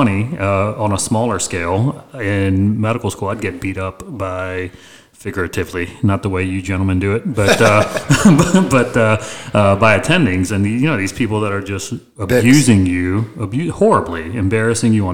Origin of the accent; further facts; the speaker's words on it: Southeast, United States; I grew up in the Southeast